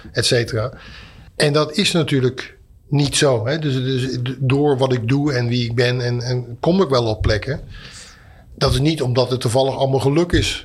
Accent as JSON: {"language": "Dutch", "town": "Etten-Leur", "region": "North Brabant", "country": "Netherlands", "tie": "born or raised there", "said": "ben ik geboren in Etteleur"}